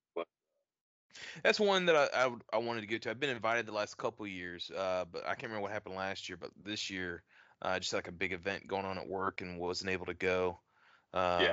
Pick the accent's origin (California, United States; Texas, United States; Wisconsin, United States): Texas, United States; moved away; I'm from Texas originally